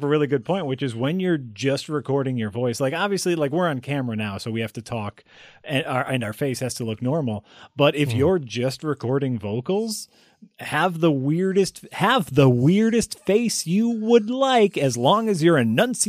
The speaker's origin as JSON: {"language": "English", "region": "Wisconsin", "country": "United States", "accent": "Wisconsin", "said": "That's deep Wisconsin. That's my deep Wisconsin accent right there."}